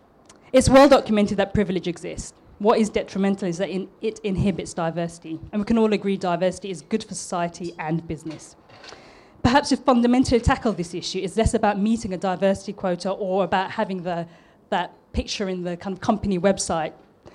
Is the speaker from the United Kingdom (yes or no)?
yes; London, United Kingdom; accent: East London; Somehow my East London accent dropped and it turned into something like this. Sometimes it does drop back into the East London accent when I'm really pissed off